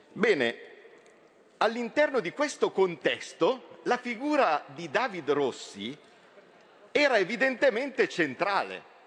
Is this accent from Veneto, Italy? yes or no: no; from Como, Lombardy, Italy; Da milanese, da comasco, da lombardo